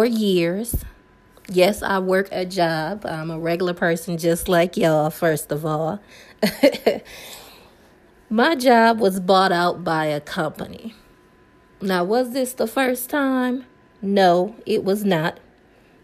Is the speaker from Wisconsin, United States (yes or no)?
yes; Milwaukee, Wisconsin, United States; I live in Milwaukee, Wisconsin